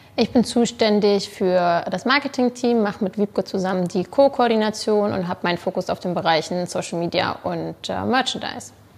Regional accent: Hamburg, Germany; bin gebürtige Hamburgerin

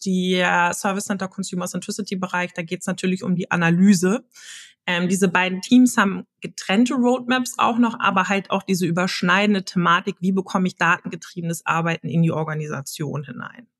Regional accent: Hamburg, Germany; ich komme aus Hamburg, gebürtig auch aus Hamburg

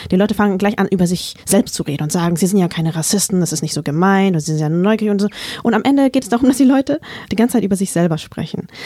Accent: Vietnam; weil die Antwort in meinem Fall halt nicht einfach nur Vietnam lautet, so ganz entspannt und nebenbei, sondern sie beinhaltet eben auch Krieg, Gewalt, Flucht, Traumata.

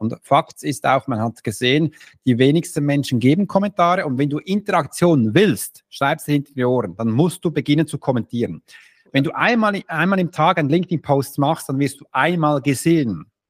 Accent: Switzerland; Im ersten bin ich Schweizer

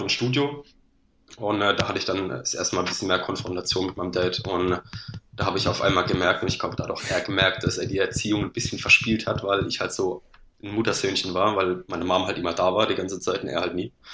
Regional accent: Landau, Rhineland-Palatinate, Germany; ich komme aus Landau in der Pfalz, bei Karlsruhe Mannheim die Ecke

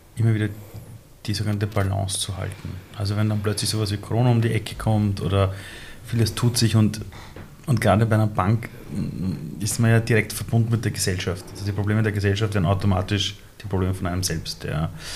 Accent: Austria; ich bin in Österreich aufgewachsen. Also ich bin seit über 30 Jahren hier.

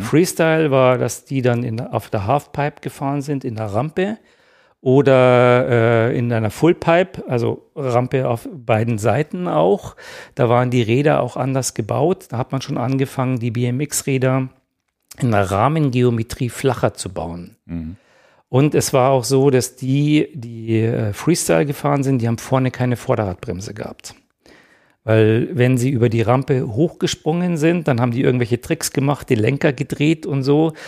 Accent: Ingolstadt, Bavaria, Germany; ich bin in Ingolstadt aufgewachsen

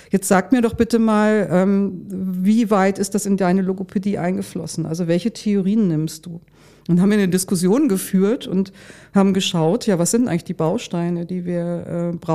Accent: Lower Saxony, Germany; born there; Ja, und dann bin ich nach Hildesheim gefahren und ich komme ja hier aus der Gegend. Also für, für mich war das auch sehr vertraut.

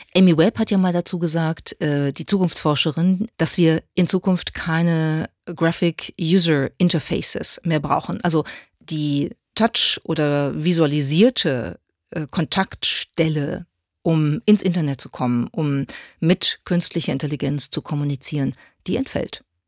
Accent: Germany; bei uns in Deutschland

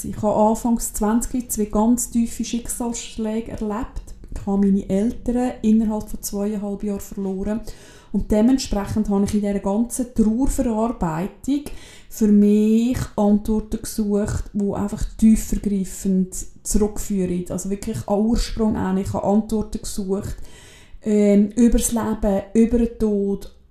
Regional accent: Switzerland; bei uns in der Schweiz

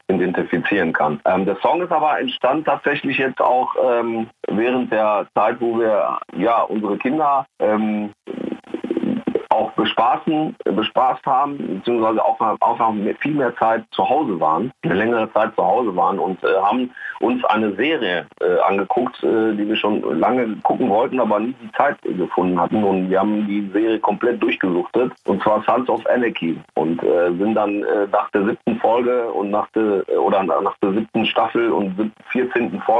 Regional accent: Recklinghausen, North Rhine-Westphalia, Germany; Ich stand auch mal kurz davor in meiner Heimatstadt Recklinghausen

